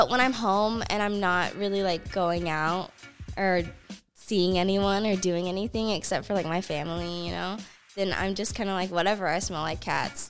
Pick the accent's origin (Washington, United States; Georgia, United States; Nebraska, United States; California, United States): Georgia, United States; Yeah, especially North Georgia.